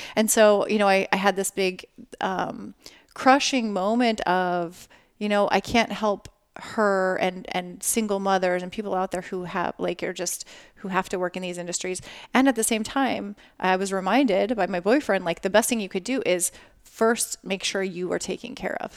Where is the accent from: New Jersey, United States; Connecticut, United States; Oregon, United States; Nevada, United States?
Nevada, United States; Las Vegas; I'm from Las Vegas